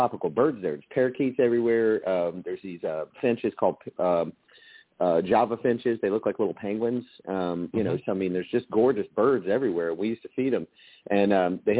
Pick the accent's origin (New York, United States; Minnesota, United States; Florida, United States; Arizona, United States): Florida, United States; Central; I grew up in Central Florida for half my life